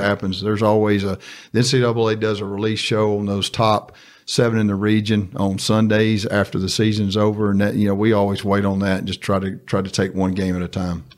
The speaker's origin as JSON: {"language": "English", "town": "Star City", "region": "Arkansas", "country": "United States", "tie": "born or raised there", "said": "I'm from Star City. I went to Star City High"}